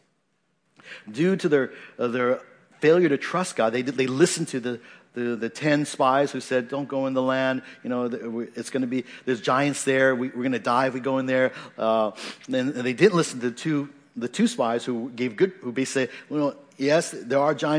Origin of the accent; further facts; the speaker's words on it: Washington, United States; moved away; I come from Washington State, you know, that's where I grew up for most of, most of my life